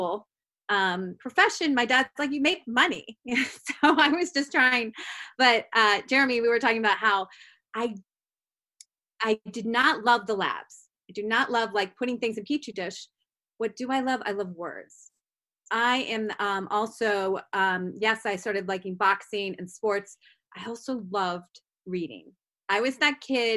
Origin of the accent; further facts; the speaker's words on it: Columbus, Ohio, United States; now in Washington, D.C., United States; I was born in Columbus, Ohio. And that's a big point because I don't know if I would be teaching writing and fighting without having that as my hometown